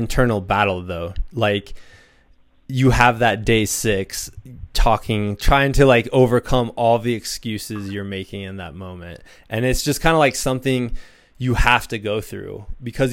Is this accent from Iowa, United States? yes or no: yes; Muscatine, Iowa, United States; That's where I'm from